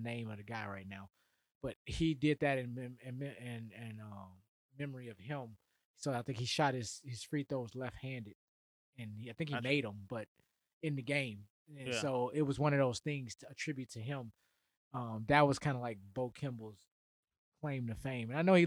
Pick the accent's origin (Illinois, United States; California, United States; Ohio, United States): Illinois, United States; Chicago; my growing up in Chicago